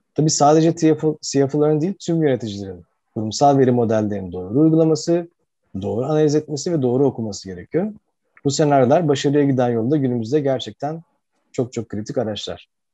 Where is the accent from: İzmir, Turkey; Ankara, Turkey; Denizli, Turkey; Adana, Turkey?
İzmir, Turkey; Izmir, Turkey; moved away as an adult; now in Istanbul, Turkey; İzmirliyim aslen. Ee, İzmir'de Amerikan Koleji ve Ege Üniversitesi İnşaat Mühendisliğini bitirdikten sonra Koç Üniversitesi'nde MBA yapmak üzere İstanbul'a geldim